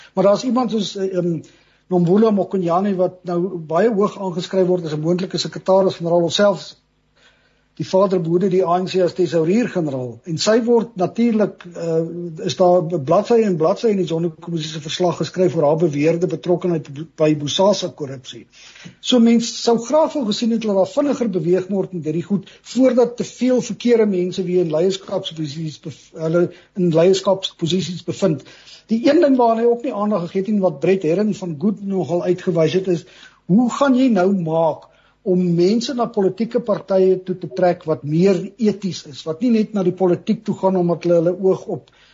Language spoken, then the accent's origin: Afrikaans; South Africa; ons as Suid-Afrikaners het maar nog altyd baie moed